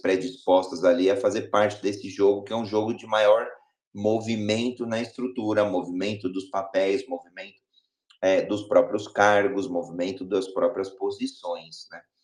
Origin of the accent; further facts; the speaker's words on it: Brazil; sou brasileiro